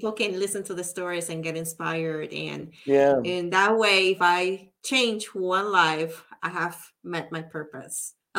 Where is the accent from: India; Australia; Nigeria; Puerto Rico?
Puerto Rico; I'm from Puerto Rico and I love the ocean view